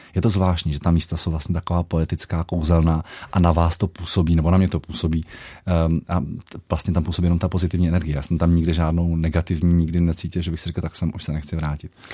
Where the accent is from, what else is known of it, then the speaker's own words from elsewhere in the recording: Moravia, Czechia; now in Karlštejn, Czech Republic; když jsem jezdíval ještě domů na Moravu